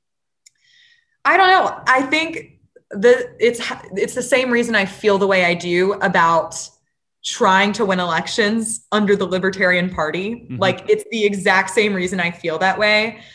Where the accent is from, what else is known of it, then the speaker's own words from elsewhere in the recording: Louisiana, United States; moved away; I'm back in my home state of Louisiana